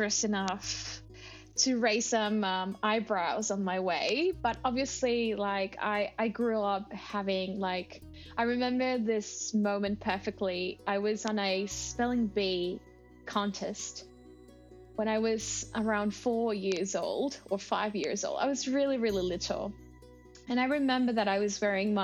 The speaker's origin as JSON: {"language": "English", "country": "Mexico", "second_language": "English", "moved": "as an adult", "lives_now": "Australia", "said": "that Mexican part makes a little part of me"}